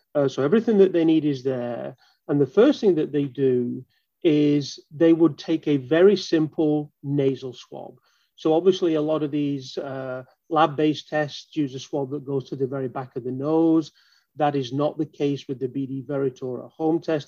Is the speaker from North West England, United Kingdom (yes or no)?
yes; Manchester, North West England, United Kingdom; moved away as an adult; now in Baltimore, United States; I actually uh, am from Manchester in the UK.